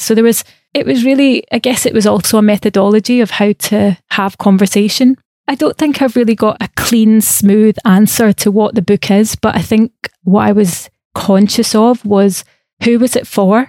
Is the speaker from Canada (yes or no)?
no; Scotland, United Kingdom; I also have privilege as a Scottish person where I had free education, right? That's why I went to art school